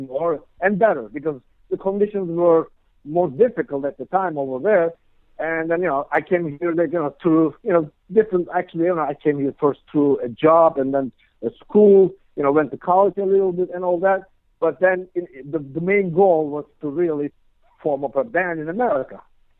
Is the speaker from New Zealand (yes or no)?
no; Istanbul, Turkey; moved away as an adult; now in New Jersey, United States; I'm originally from Istanbul, Turkey.